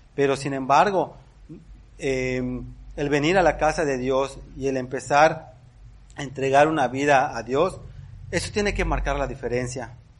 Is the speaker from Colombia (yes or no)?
no; Mexico; somos mexicanos